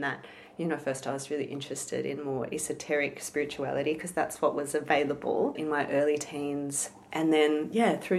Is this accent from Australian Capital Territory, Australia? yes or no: no; Melbourne, Victoria, Australia; I was born in Melbourne, inner city Melbourne in Flemington.